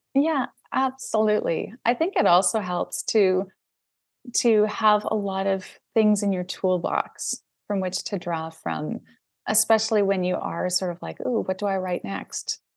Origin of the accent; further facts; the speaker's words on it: Saskatchewan, Canada; moved away; also born or lived in Toronto; I grew up in Saskatchewan, which is in the middle of Canada